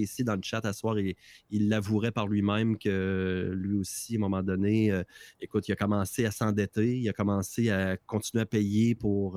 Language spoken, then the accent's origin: French; Quebec, Canada